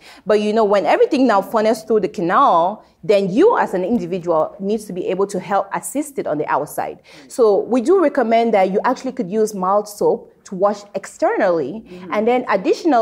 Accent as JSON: {"language": "English", "country": "Cameroon", "tie": "born or raised there", "said": "growing up in Cameroon"}